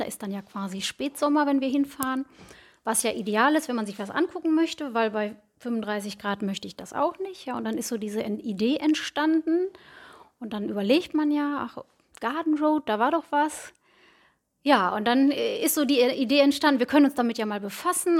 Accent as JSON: {"language": "German", "town": "Bad Oeynhausen", "region": "North Rhine-Westphalia", "country": "Germany", "tie": "born or raised there", "lives_now": "Herford, Germany", "said": "Ich komme gebürtig aus Bad Oeynhausen, wohne aktuell in Herford mit meiner Familie zusammen."}